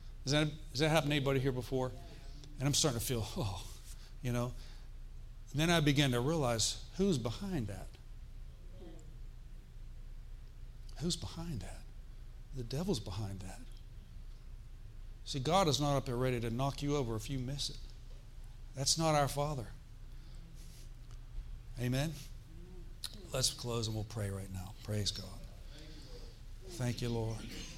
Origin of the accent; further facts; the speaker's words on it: Florida, United States; We're here from Florida.